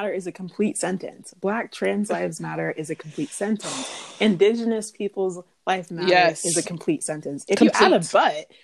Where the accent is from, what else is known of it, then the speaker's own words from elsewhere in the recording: Ghana; now in Florida, United States; as an immigrant, like I'm from Ghana